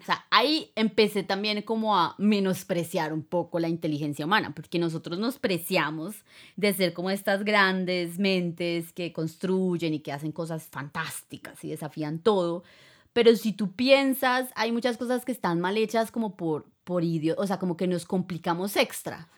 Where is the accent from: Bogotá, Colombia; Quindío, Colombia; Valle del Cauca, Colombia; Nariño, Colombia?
Bogotá, Colombia; yo soy de Bogotá